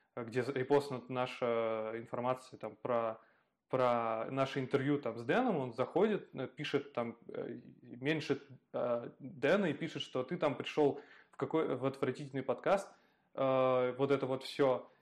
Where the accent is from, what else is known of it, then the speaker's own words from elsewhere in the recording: Ivanovo, Ivanovo Oblast, Russia; moved away; я периодически езжу к себе на малую родину, вот, смотрю типа, а, в Иванскую область, в Иваново